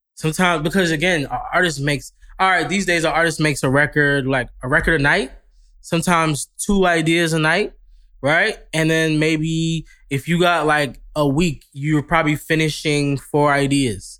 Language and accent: English; New York, United States; moved away as an adult; now in Los Angeles, United States; I'm from New York, so we're very, like, we're very upfront